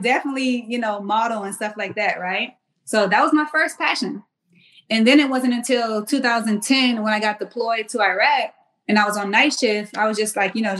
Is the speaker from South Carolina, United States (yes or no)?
yes; Mount Pleasant, South Carolina, United States; moved away as an adult; also born or lived in Washington, D.C.; I'm from Charleston, South Carolina